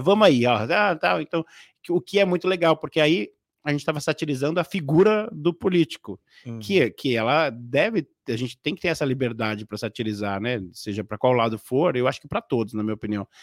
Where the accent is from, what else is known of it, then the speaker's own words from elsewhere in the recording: Casa Verde, São Paulo, Brazil; eu vim de uma, uma um vilarejo, né? É muito famoso norte-americano que se chama Greenhouse. É, mais conhecido como Casa Verde